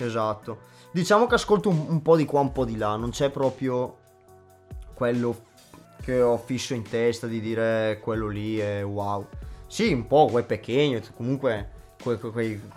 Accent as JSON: {"language": "Italian", "town": "Leno", "region": "Lombardy", "country": "Italy", "said": "vengo da Leno, in provincia di Brescia"}